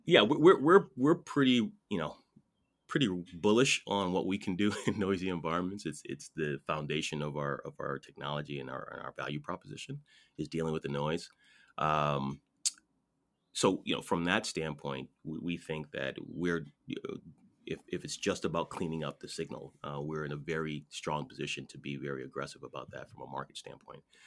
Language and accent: English; Connecticut, United States; I'm from Connecticut